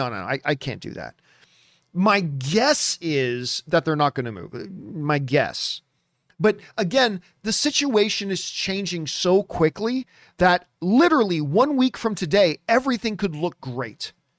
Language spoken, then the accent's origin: English; Canada; it was my dream that I could go back to Canada and then work with Cineplex, because I grew up in Cineplex theaters.